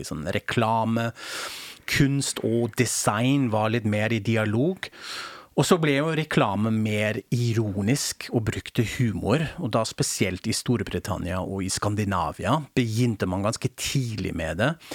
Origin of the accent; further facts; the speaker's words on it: Germany; now in Norway; jeg er tysk